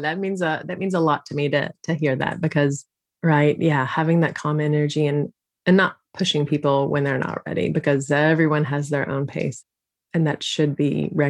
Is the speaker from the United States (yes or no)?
yes; Texas, United States; I am a Texan born and raised, which, depending on your views of Texas, could be good or bad. But I live in a beautiful bubble in North Texas.